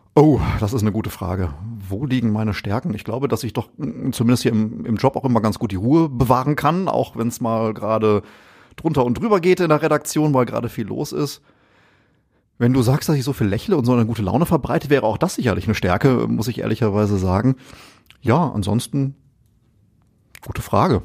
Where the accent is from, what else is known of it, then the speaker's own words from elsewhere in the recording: Essen, North Rhine-Westphalia, Germany; aufgewachsen bin ich auch in Essen